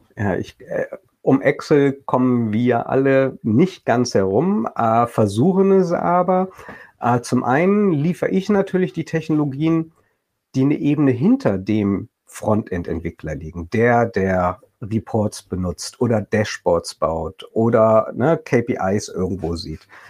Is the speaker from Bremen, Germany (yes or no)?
yes; Bremen, Germany; als äh, Bremer äh, aus Norddeutschland